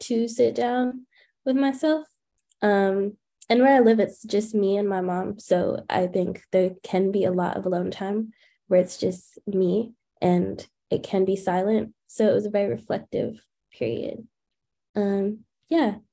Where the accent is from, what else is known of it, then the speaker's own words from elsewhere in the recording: New York City, New York, United States; also born or lived in Washington, D.C.; my family's from Jamaica, but born and raised in Queens